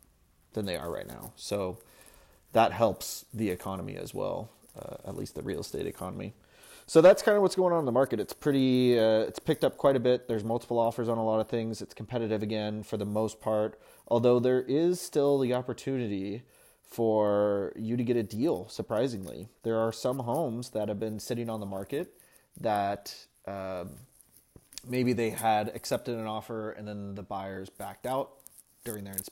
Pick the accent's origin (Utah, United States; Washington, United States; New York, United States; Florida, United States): Washington, United States; Seattle; I was also born and raised here